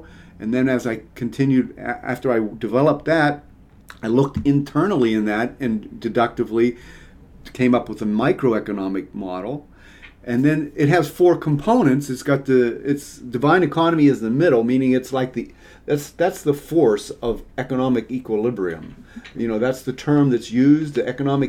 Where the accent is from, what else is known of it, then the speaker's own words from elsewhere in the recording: Pittsburgh, Pennsylvania, United States; moved away as an adult; also born or lived in Mississippi / Arizona; I grew up in Pittsburgh